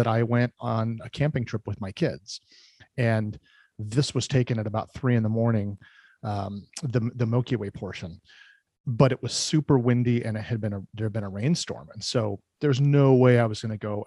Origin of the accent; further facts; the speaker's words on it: Oregon, United States; also born or lived in California; I'm pretty much a lifelong Oregon resident. I was born in California, but we moved up here before I was even one.